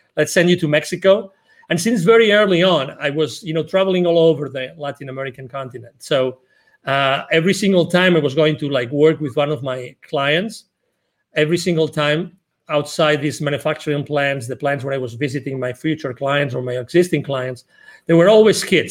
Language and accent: English; Barcelona, Catalonia, Spain; English is a second language; moved away as an adult; now in Texas, United States; I'm originally from Barcelona in Spain.